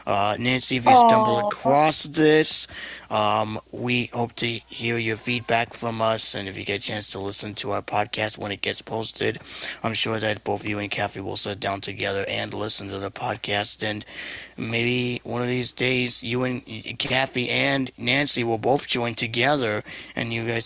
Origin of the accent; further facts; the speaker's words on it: Puerto Rico; We were both born and raised in Puerto Rico. Well, I'm Puerto Rico.